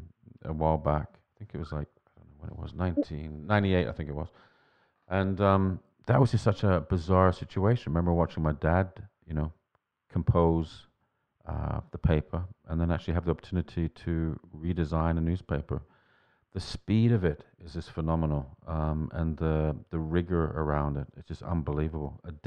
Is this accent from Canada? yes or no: yes; Vancouver, British Columbia, Canada; When I was a kid growing up in Vancouver, my dad was a compositor on the Vancouver Sun.